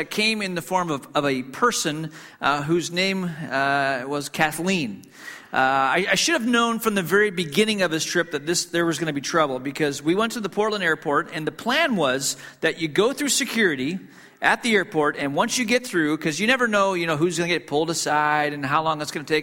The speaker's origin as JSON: {"language": "English", "country": "Hong Kong", "tie": "born or raised there", "moved": "yes", "said": "I grew up in Hong Kong"}